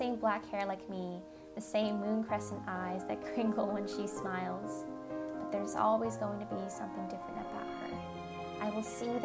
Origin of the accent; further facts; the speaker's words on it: United States; Growing up in America as a Vietnamese American person